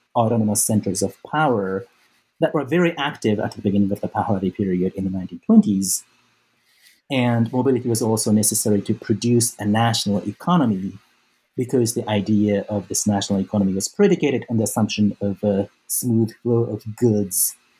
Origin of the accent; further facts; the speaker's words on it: Osaka, Japan; moved away as an adult; I was born and raised in Japan. Um, I grew up mostly in Osaka